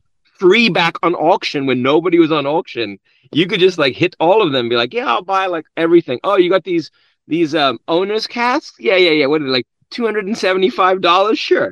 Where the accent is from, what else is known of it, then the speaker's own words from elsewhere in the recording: South Africa; now in United States; born and raised in South Africa, came here in 1993